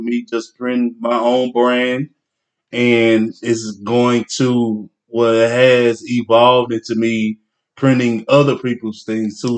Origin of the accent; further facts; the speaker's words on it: Longview, Texas, United States; I'm from Longview, Texas. But I'm a river rat to the day